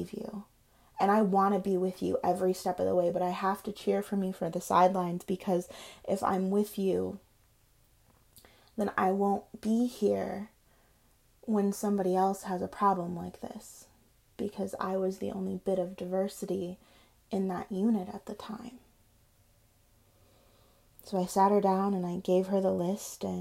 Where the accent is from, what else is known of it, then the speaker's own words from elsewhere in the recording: Michigan, United States; I'm just from Michigan.